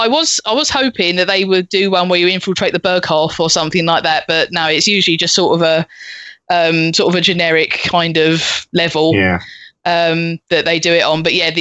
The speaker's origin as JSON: {"language": "English", "country": "United Kingdom", "said": "obviously being British and of a certain age, of Games Master and of Patrick Moore"}